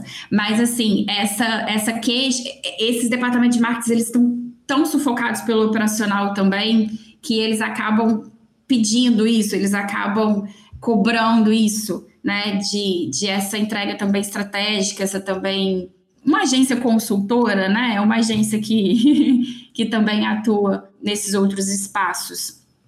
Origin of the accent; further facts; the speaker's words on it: Belo Horizonte, Minas Gerais, Brazil; now in Espírito Santo, Brazil; eu sou de Belo Horizonte